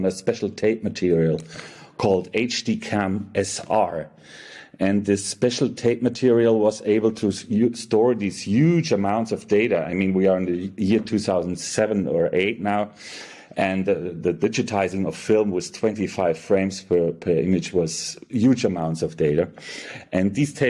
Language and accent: English; Munich, Bavaria, Germany; also born or lived in Frankfurt, Germany; I was born and raised in Germany, in Munich